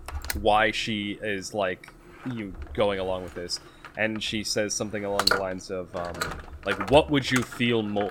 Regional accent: Boston, Massachusetts, United States; accent: Boston; There's too much Boston in my accent

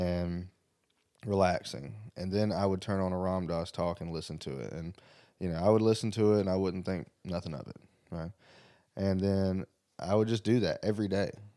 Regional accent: the South, United States; also born or lived in Greenwood, South Carolina; I'm from the South

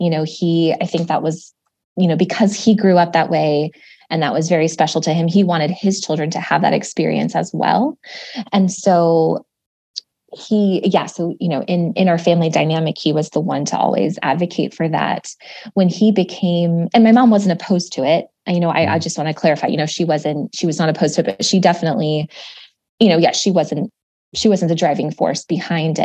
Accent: Mobile, Alabama, United States; moved away as an adult; also born or lived in California / Portland, Oregon; now in Los Angeles, United States; Most of my adolescence was spent in Alabama

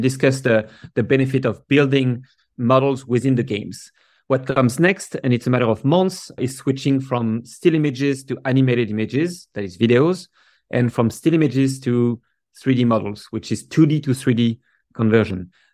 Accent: Paris, Île-de-France, France; now in San Francisco, United States; I grew up in Paris

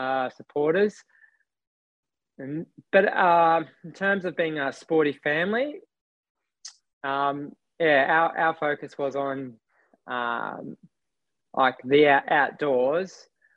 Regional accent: Brisbane, Queensland, Australia; I grew up in Banyo, Brisbane's north side

